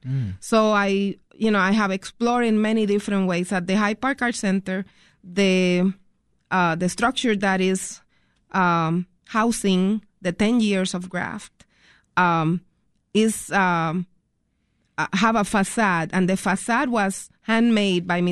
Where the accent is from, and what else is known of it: Puerto Rico; born or raised there; moved away as an adult; now in Chicago, United States